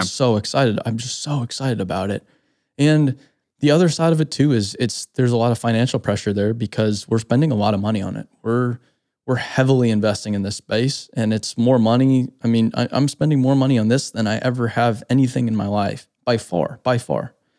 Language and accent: English; Phoenix, Arizona, United States; moved away; also born or lived in Scottsdale; Growing up in Phoenix, Scottsdale